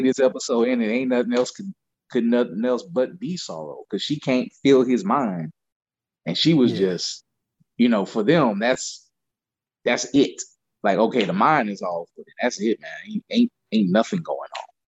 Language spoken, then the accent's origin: English; Louisiana, United States; I grew up in Louisiana